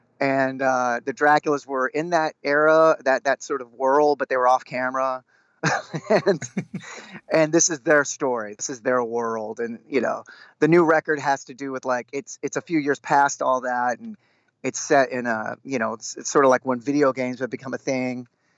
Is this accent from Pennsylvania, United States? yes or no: no; North Texas, United States; We're all from North Texas